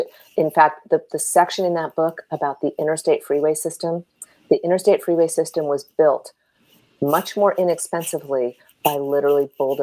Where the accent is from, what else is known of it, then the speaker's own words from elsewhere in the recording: Milpitas, California, United States; And the reason this touched me so deeply is that I grew up in Milpitas. And when I was at Berkeley, I lived in Richmond.